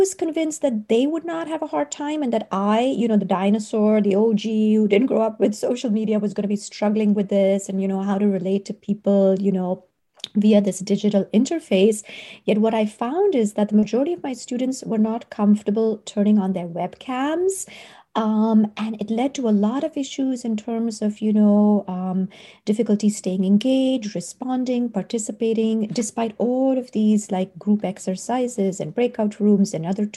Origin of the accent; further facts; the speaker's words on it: India; moved away as an adult; now in United States; I grew up in India, and I came to college in the US.